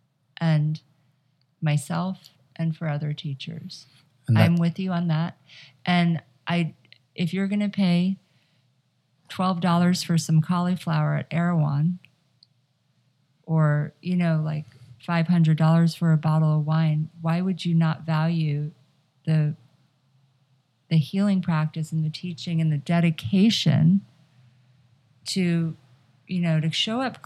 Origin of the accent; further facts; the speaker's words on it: Atlanta, Georgia, United States; now in Los Angeles, United States; I'm from Atlanta